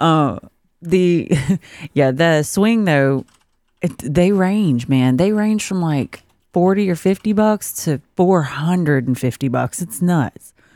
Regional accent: South Georgia, United States; I'm from South Georgia.

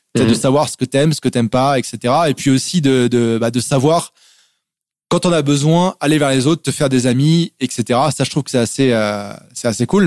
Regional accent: France; moved away as an adult; also born or lived in Germany / England / Montreal, Canada; je suis né en Allemagne, je suis français, je suis né en Allemagne. Mes parents ont habité dans différents pays. j'ai habité aussi en Angleterre juste après l'Allemagne quand j'étais petit. Et je suis arrivé en France en fait à 4 ans

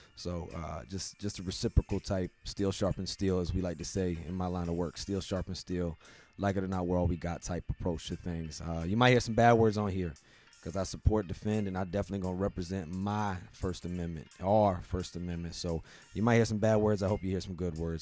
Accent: Virginia, United States; in my home state, uh, the state that I represent, where I'm from, the Old Dominion

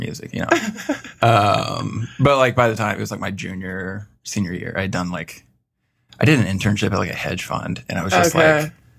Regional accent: St. Joseph, Missouri, United States; moved away as an adult; now in Chicago, United States; Yeah, I'm from a town like, it's called St. Joe. It's like 45 minutes north of Kansas City.

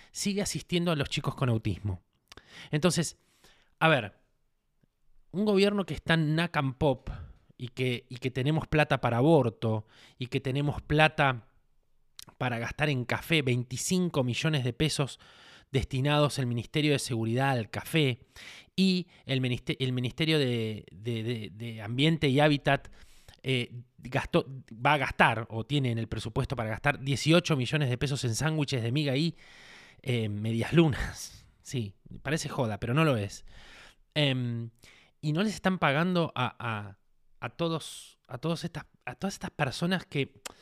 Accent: Argentina; porque soy un argentino, un argentino que tiene, tiene parientes, tiene gente que necesita

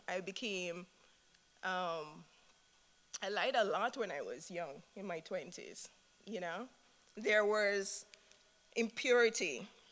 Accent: Jamaica; moved away; I'm from Jamaica. My husband and I, Mohinder, are from Jamaica.

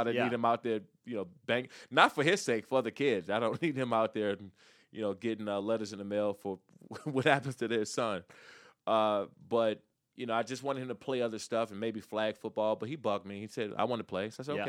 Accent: Maryland, United States; also born or lived in Washington, D.C.; Take a kid back from where I grew up in Prince George's County, Maryland, or in the Washington, D.C. area

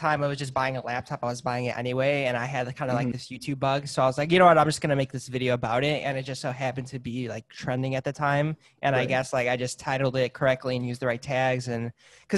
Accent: Chicago, Illinois, United States; moved away; I was originally from Chicago before I moved out here

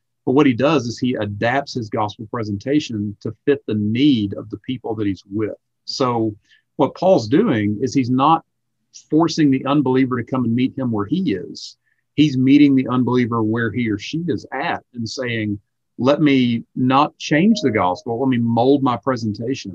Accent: South Carolina, United States; moved away as an adult; also born or lived in Salt Lake City, Utah; I grew up in South Carolina, my wife's from North Carolina, so yeah, we're both Southeasterners.

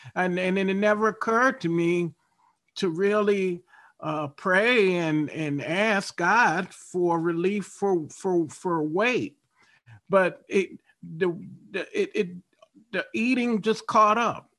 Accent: Baltimore, Maryland, United States; I grew up in Baltimore, Maryland

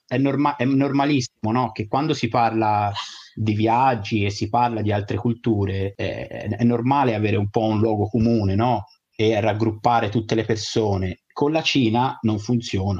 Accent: Italy; siamo italiani

